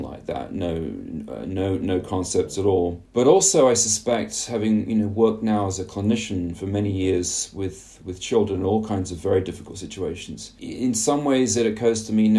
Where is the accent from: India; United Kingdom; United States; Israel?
United Kingdom; England; growing up in England in the 1970s and 1980s